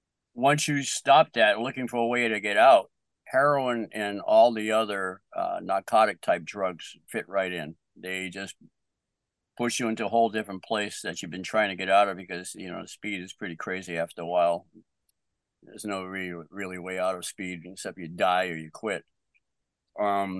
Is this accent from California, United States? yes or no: no; Bedford, Massachusetts, United States; now in Middleborough, United States; I grew up in Bedford